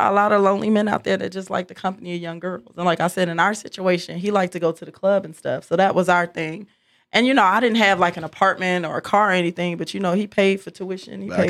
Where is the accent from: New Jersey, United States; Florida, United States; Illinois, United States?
New Jersey, United States; moved away as an adult; also born or lived in West Coast